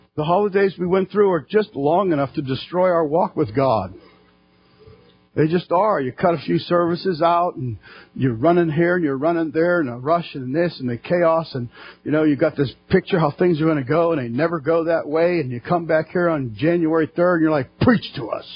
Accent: United States; us as American Christians

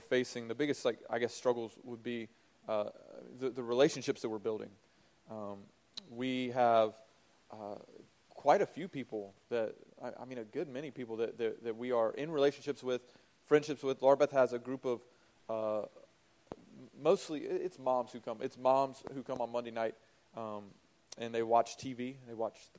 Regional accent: the South, Southern United States, United States; moved away as an adult; now in New York, United States; As Southerners

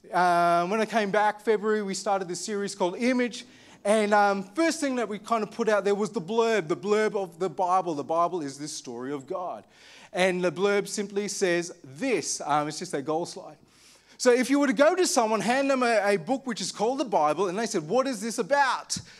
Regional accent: Armidale, New South Wales, Australia; I grew up in Armidale

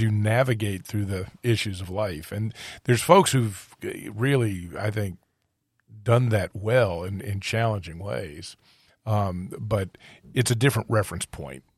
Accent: United States; being an American

